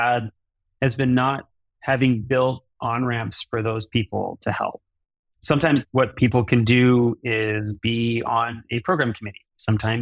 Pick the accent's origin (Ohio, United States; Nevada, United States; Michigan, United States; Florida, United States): Michigan, United States; Detroit; my hometown of Detroit, Michigan